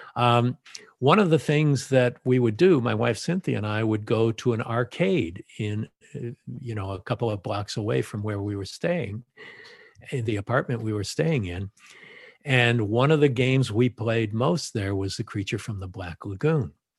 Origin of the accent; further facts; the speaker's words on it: Los Angeles, California, United States; I grew up in the San Fernando Valley and just went to schools in the valley